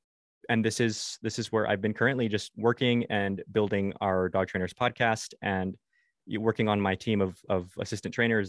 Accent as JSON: {"language": "English", "region": "California", "country": "United States", "also_born_or_lived": "Mexico / Los Angeles, United States", "moved": "as an adult", "lives_now": "Arizona, United States", "said": "So after the Air Force, then I moved home. I'm from California."}